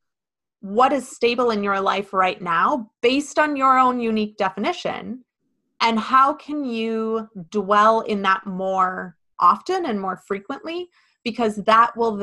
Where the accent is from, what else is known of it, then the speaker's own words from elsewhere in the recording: Midwest, United States; growing up in the Midwest